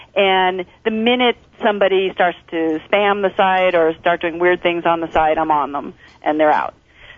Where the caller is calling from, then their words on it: Las Vegas, Nevada, United States; I'm calling from Las Vegas, and I was attending yesterday the Executive and Entrepreneur Conference here